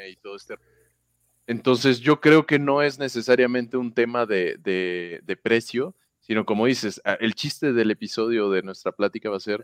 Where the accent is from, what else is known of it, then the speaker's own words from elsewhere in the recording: Villahermosa, Tabasco, Mexico; also born or lived in Mexico City; now in Puebla, Mexico; en el sur, en mi pueblo, en Villahermosa